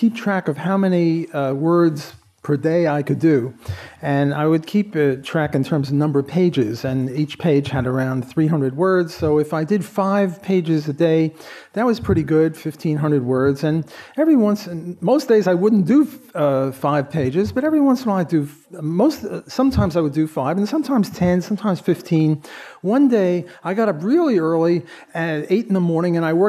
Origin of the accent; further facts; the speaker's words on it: New York City, New York, United States; I was born in Brooklyn. I was a track teammate in high school of Bernie Sanders